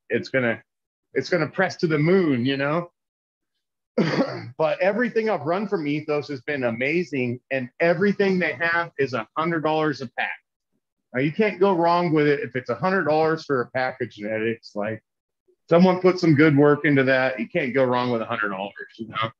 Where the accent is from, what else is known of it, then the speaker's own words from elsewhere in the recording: California, United States; now in Denver, United States; we will move back to California